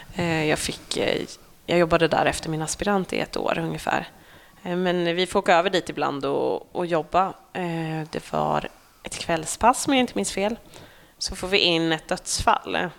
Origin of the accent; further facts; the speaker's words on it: Norsholm, Östergötland, Sweden; also born or lived in Skärblacka; Norsholm, mm. där jag är ifrån